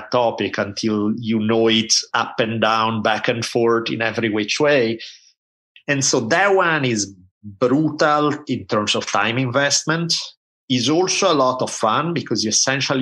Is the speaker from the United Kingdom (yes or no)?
no; Italy; So I grew up in Italy at a time when there were maybe two TV channels